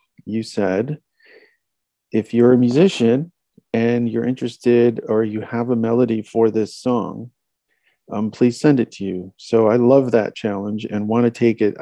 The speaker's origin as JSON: {"language": "English", "town": "Chicago", "region": "Illinois", "country": "United States", "tie": "born or raised there", "moved": "as an adult", "lives_now": "Austin, United States", "said": "I grew up in Chicago, was in Chicago for 40 years, and then now we've been here in Austin for 15 years"}